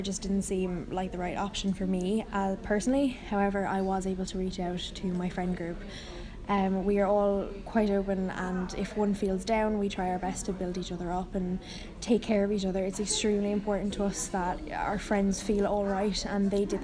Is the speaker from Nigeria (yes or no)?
no; Ireland; I'm 17, I'm from Ireland.